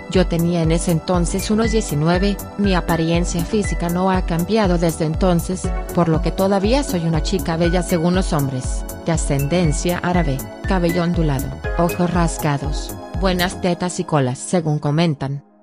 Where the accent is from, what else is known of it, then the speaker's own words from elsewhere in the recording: Argentina; soy de Argentina